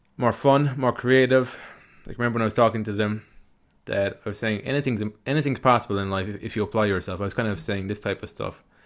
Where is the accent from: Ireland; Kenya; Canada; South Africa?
Ireland; accent: Irish; my Irish kind of accent